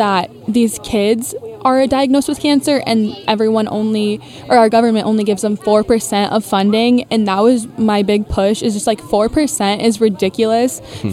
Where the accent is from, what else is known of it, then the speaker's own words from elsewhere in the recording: Farley, Iowa, United States; I'm also local to the area, and that's why Ashley reached out to me, because she knew that I'm from Farley